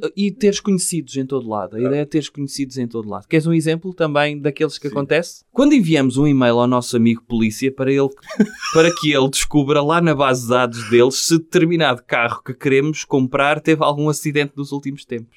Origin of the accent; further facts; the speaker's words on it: Portugal; sou português.